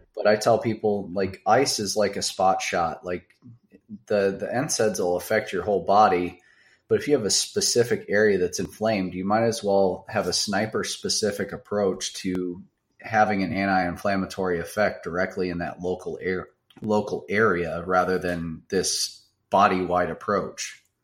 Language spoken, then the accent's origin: English; Baraboo, Wisconsin, United States; also born or lived in Madison, Wisconsin / Davenport, Iowa; I grew up in South Central Wisconsin, uh, very very small town. Uh, it's called Baraboo.